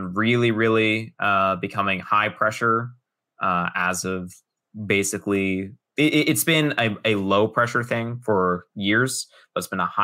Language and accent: English; Los Angeles, California, United States; moved away as an adult; now in Florida, United States; I'm originally from Los Angeles. I grew up born through 18 all within the California borders